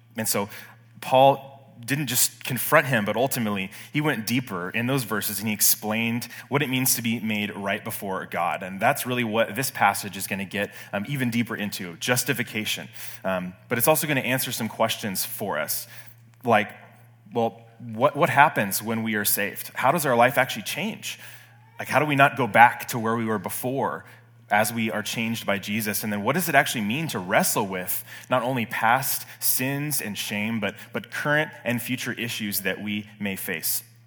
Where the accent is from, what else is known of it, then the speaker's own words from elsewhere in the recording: Bay Area, California, United States; moved away; I'm from the Bay Area